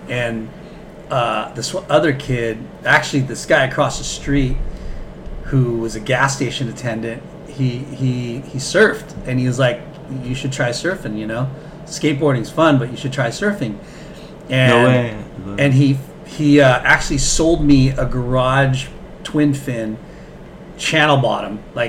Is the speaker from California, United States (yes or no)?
yes; Long Beach, California, United States; I grew up in North Long Beach and went to Jordan High School, and that's in the hood.